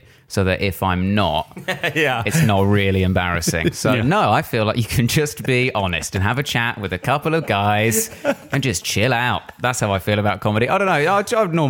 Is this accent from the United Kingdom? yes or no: yes; Harpenden, East of England, United Kingdom; I'm from Hertfordshire.